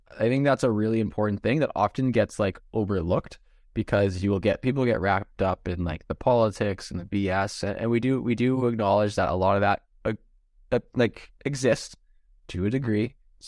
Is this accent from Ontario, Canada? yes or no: yes; Ontario, Canada; Because in Ontario, and actually in a bunch of other places, but we're from Ontario, so we know Ontario things, it's tryout time.